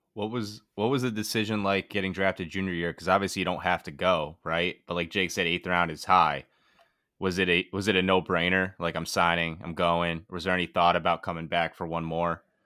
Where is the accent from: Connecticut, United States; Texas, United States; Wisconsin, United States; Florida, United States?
Connecticut, United States; Bristol; I'm from Bristol